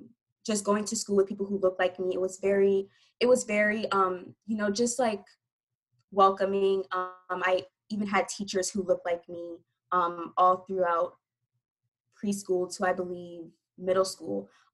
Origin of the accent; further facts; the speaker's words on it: Willingboro, New Jersey, United States; also born or lived in Burlington Township, New Jersey / Trenton, New Jersey; I was born in Willingboro, New Jersey. The demographics for that were predominantly Black and Brown with some white folks there, here and there.